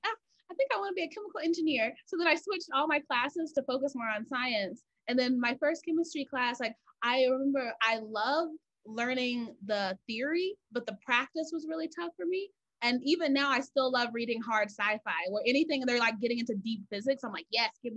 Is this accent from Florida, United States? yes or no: no; Georgia, United States; I'm from Georgia. So I was like, I don't want to stay here, I have to leave